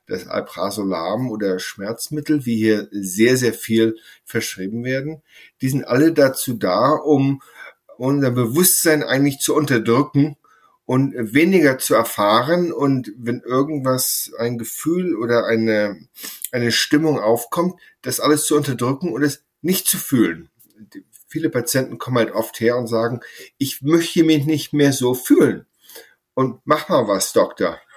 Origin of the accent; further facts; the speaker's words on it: Sylt, Schleswig-Holstein, Germany; moved away as an adult; also born or lived in Essen, Germany / Inverness, Scotland / Mid Hudson Valley, United States; now in Woodstock, United States; ich bin auf Sylt aufgewachsen, in, habe da Abitur gemacht und auch Zivildienst, ähm, Abitur 1986 und habe da von 88 bis 94 in äh, Gesamthochschule Essen studiert